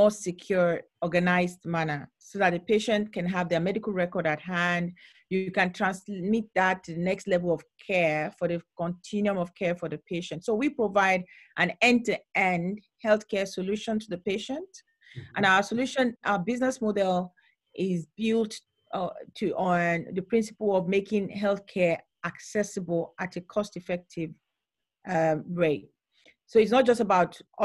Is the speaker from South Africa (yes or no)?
no; Nigeria; When I was growing up in Nigeria, as a child, I had my own healthcare challenges